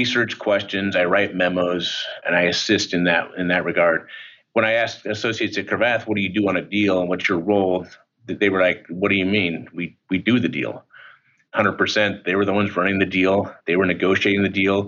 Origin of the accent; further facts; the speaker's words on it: Utah, United States; moved away as an adult; I'm from Utah